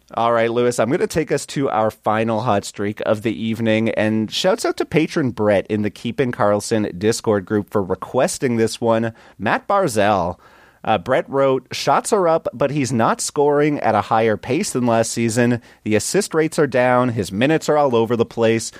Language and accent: English; Canada; I'm from Canada